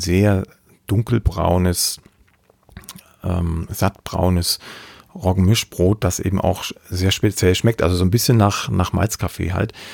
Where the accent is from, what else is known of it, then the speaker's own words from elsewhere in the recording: Ore Mountains, Saxony, Germany; Also ich komme aus dem Erzgebirge, aus Sachsen.